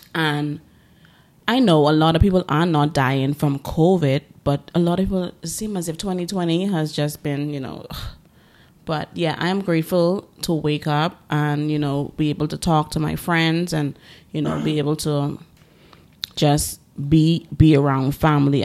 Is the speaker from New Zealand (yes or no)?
no; Bahamas; growing up in the Bahamas, you know, it's a small, um, it's a bunch of small islands.